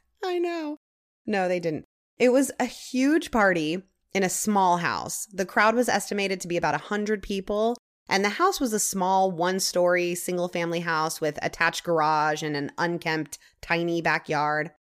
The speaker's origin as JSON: {"language": "English", "region": "Northern California", "country": "United States", "tie": "born or raised there", "said": "I grew up in Northern California"}